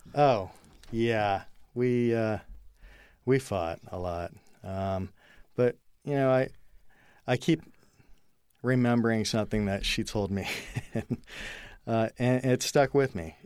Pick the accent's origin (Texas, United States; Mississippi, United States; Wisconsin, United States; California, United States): California, United States; I was born in California